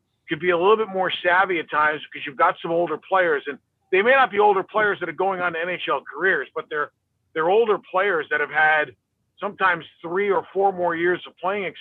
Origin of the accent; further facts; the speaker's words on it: New York City, New York, United States; I grew up in New York City